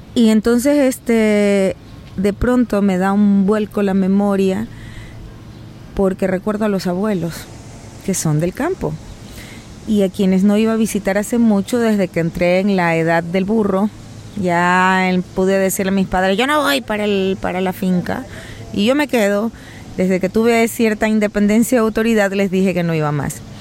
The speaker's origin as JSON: {"language": "Spanish", "town": "Guayaquil", "region": "Guayas", "country": "Ecuador", "said": "la ciudad de donde yo vengo, Guayaquil"}